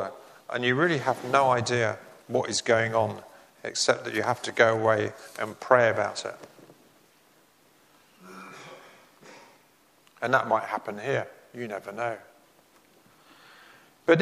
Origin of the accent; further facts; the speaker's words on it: England, United Kingdom; As an Englishman